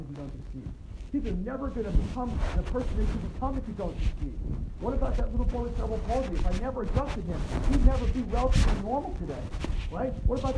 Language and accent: English; New York, United States; accent: New York; My New York accent